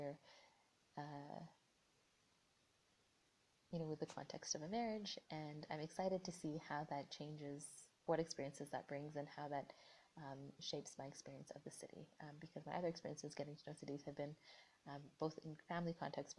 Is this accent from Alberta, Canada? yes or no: no; Vancouver, British Columbia, Canada; moved away as an adult; now in Toronto, Canada; I'm originally from Vancouver, and it's where a lot of my formative experiences are.